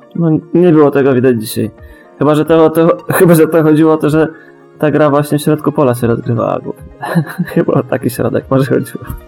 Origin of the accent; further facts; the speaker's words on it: Bąkowo, Pomeranian Voivodeship, Poland; niech będzie z Bąkowa